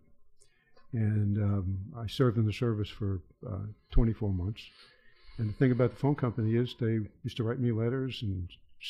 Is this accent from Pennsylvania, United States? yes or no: no; New York City, New York, United States; I grew up in the Bronx